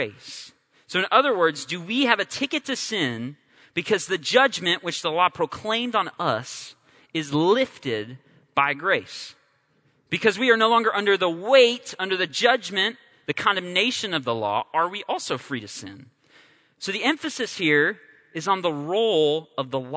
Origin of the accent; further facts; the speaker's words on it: California, United States; I'm from California